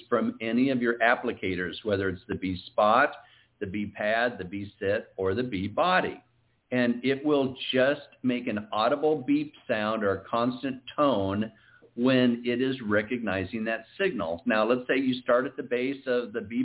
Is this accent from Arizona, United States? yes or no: no; Iowa, United States; moved away; we're both originally from Iowa